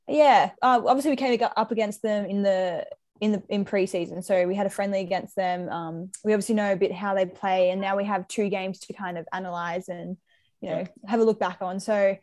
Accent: Sydney, New South Wales, Australia; But look, I wouldn't say I have road rage. I'd say I'm just from Sydney.

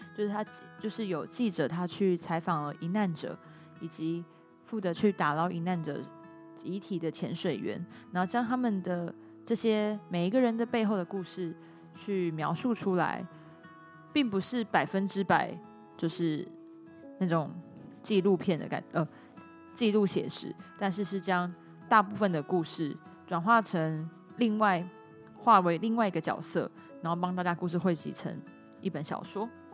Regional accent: Pingtung County, Taiwan; moved away; 我小时候在屏东，我也都是吃白色的蛙桂

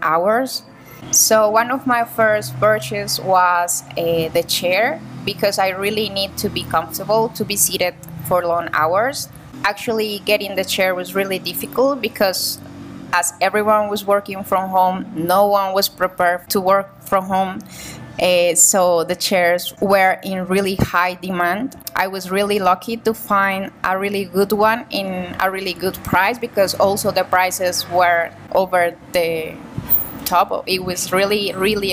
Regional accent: Cali, Valle del Cauca, Colombia; I'm from Cali, Colombia

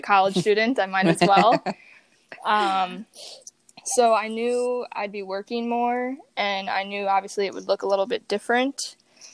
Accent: Lake Geneva, Wisconsin, United States; also born or lived in Elkhorn, Wisconsin; I'm from Elkhorn, Wisconsin, and I grew up in Lake Geneva, Wisconsin

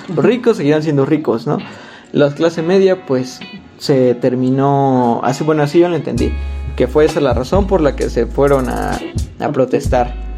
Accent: Mexico; yo como mexicano

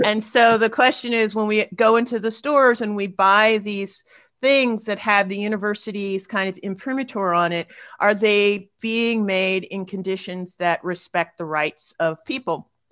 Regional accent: United States; I'm a black person, I'm an academic, I'm an American

